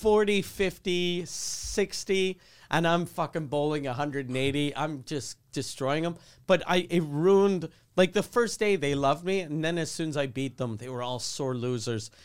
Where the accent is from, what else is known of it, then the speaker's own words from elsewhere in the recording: Quebec City, Quebec, Canada; since I grew up in Quebec City